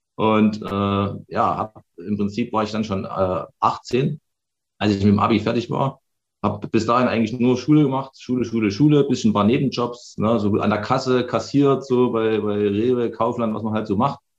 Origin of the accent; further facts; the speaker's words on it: Chemnitz, Saxony, Germany; ich bin äh, Baujahr 1980, geboren in Karl-Marx-Stadt im tiefen Osten